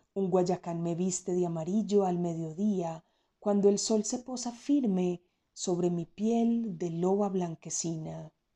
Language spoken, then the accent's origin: Spanish; Frontino, Antioquia, Colombia; now in Medellín, Colombia; nací en el municipio de Frontino, Antioquia, y vivo en la ciudad de Medellín eh, ya hace bastantes años